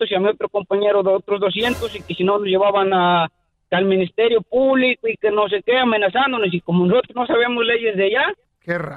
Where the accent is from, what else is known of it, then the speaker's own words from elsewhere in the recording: San Pedro Tlaquepaque, Jalisco, Mexico; yo soy exactamente de ahí, de Tlaquepaque.